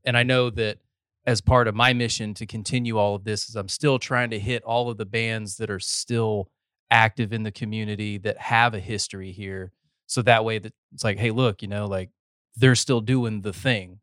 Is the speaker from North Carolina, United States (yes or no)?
yes; North Carolina, United States; moved away as an adult; now in Texas, United States; I'm a North Carolina transplant, but I've got eleven years here.